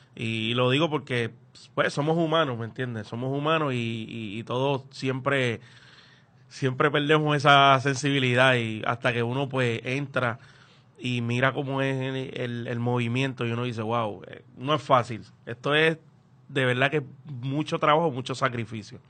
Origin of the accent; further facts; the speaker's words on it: Loíza, Puerto Rico; yo soy de Loíza y yo no aprendo bomba en Loíza